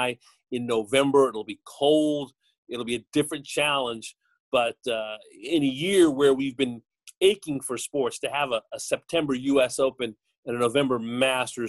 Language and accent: English; Los Angeles, California, United States; moved away; I grew up in the San Fernando Valley